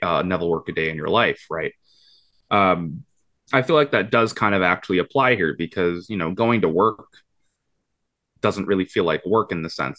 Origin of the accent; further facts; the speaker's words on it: Vancouver, British Columbia, Canada; born and raised in Vancouver